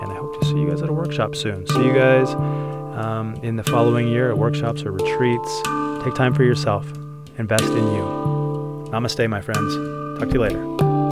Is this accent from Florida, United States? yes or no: no; Utah, United States; growing up in Utah